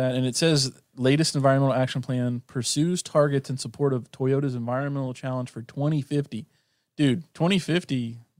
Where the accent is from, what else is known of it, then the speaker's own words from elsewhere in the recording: Norway; I'm from Norway.